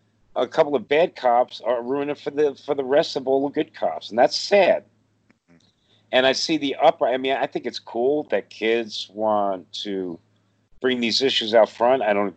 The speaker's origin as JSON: {"language": "English", "town": "New York City", "region": "New York", "country": "United States", "tie": "born or raised there", "said": "I grew up in Brooklyn, you know, a black Italian neighborhood. We're all brothers and sisters there, you know?"}